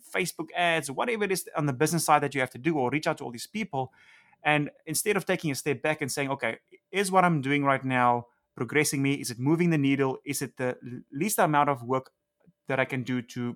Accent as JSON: {"language": "English", "country": "South Africa", "tie": "born or raised there", "moved": "as an adult", "lives_now": "Los Angeles, United States", "said": "growing up in South Africa."}